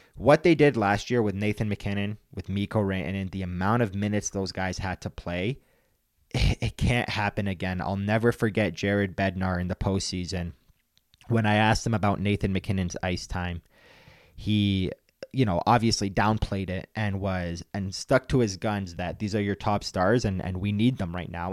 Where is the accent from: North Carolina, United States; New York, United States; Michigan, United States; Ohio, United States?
Michigan, United States; Detroit; now in Denver, United States; I grew up in Detroit, and I watched a lot of Red Wings hockey growing up